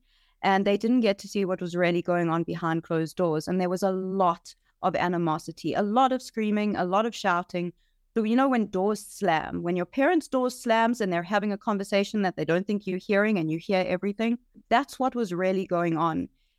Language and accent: English; Johannesburg, Gauteng, South Africa; I grew up in Johannesburg, South Africa. I was born into a typical Jewish South African family.